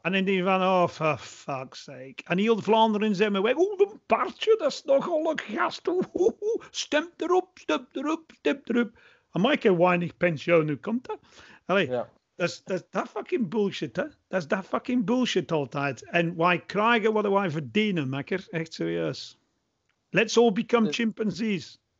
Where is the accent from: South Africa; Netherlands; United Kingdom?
United Kingdom; England; Dutch is a second language; now in Belgium; ik blijf Engelsman